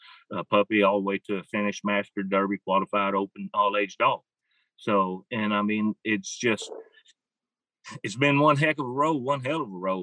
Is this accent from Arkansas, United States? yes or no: yes; Arkansas, United States; I'm from Surf City, Arkansas, or that's where I live right now, but been here for almost 45 years. That tells you how old I am. I'm 53 years old